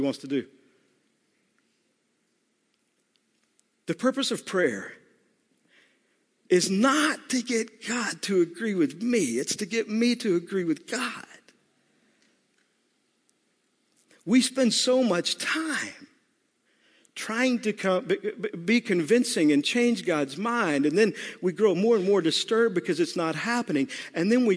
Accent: Texas, United States; I'm from Texas

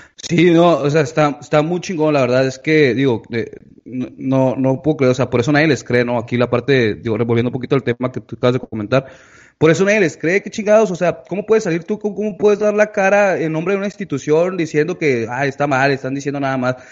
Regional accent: Mexico

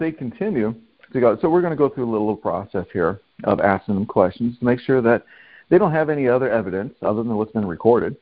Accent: Montana, United States; now in California, United States; I'm originally from Montana, but I'm currently... well, on the land of California right now.

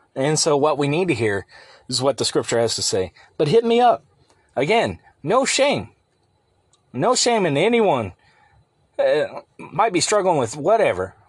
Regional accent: United States; the America that I remember growing up and even into my twenties

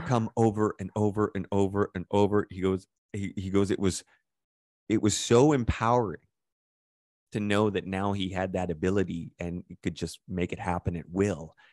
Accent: Calgary, Alberta, Canada; growing up in Calgary

